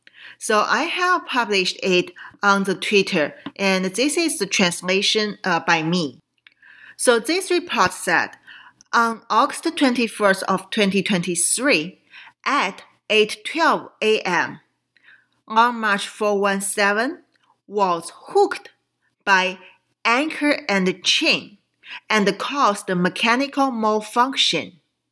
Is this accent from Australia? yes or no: no; Qingdao, Shandong, China; moved away; my hometown, Qingdao, in Shandong province